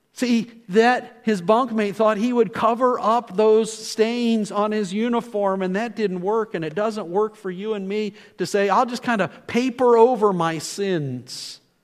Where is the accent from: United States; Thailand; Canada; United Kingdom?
United Kingdom; Scotland; Being Scottish